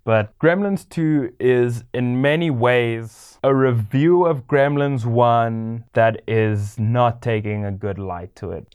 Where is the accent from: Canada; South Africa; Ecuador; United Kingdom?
South Africa; growing up in South Africa